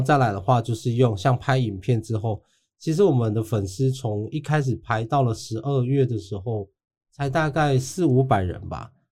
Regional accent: Chiayi County, Taiwan; 我的故乡嘉义

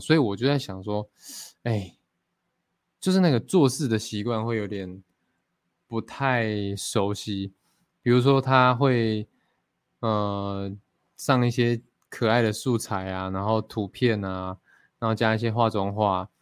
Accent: Fengyuan, Taichung, Taiwan; 我其实一直很想要学我的原住民的母语啦，因为我从小就在丰原长大嘛 就是都市长大

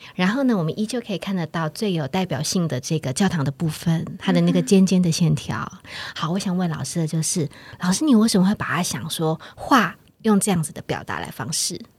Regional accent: Taiwan; 像我们台湾人一样，秋天是很肃杀

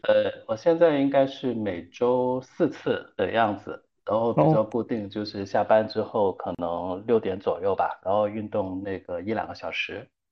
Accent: Guangdong, China; 我们广东，我是广东人

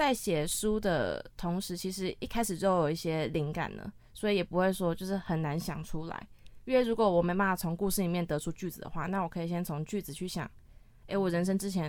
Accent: Hsinchu, Taiwan; 因为我我是新竹人，

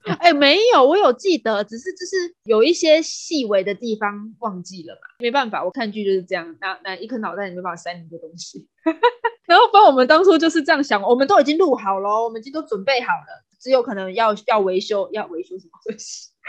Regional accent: Taiwan; 因为我们是台湾人

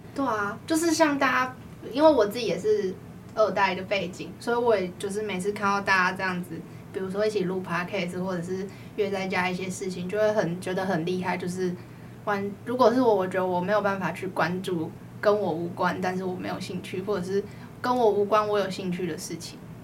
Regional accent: Tainan, Taiwan; 身为台南人的我

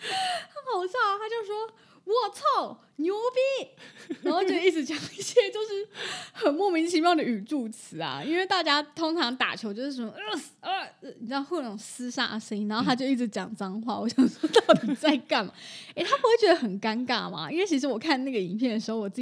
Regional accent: Taiwan; 我也没办法，我是台湾人，好吧？

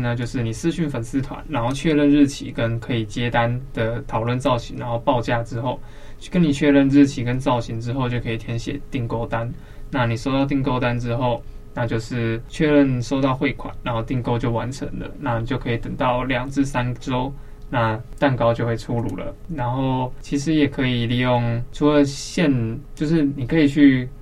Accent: Banqiao, New Taipei, Taiwan; now in Taipei, Taiwan; 我虽然现在住在台北，但是其实我是板桥出生的，然后也在板桥出生的

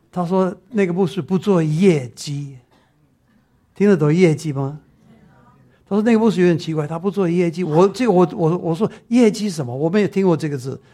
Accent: Taiwan; accent: Taiwanese Mandarin; 我台湾国语

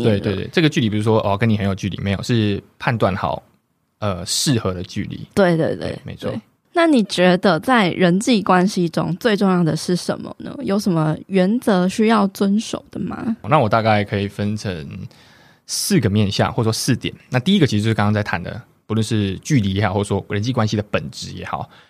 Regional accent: Qiaotou, Kaohsiung, Taiwan; 像我刚刚分享，我在桥头，就我家乡嘛，我跟那些长辈哈，一定要讲台语

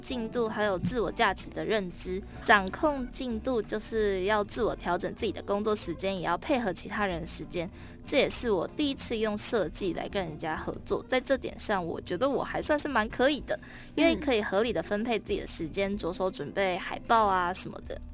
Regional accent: Tainan, Taiwan; 我在台南出生嘛

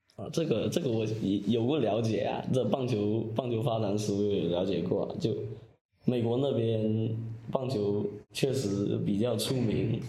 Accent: Guangxi, China; 二年级回到家乡广西这边

